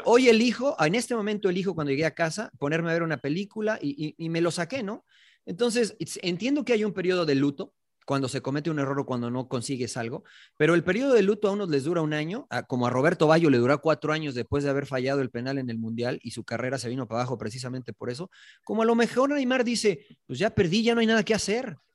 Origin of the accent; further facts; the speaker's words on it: Mexico; nosotros los mexicanos